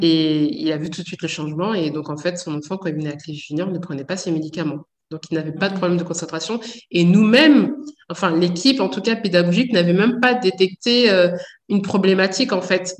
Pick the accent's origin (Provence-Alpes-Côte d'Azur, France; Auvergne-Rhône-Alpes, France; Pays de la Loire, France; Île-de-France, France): Île-de-France, France; Saint-Denis; j'ai grandi à Saint-Denis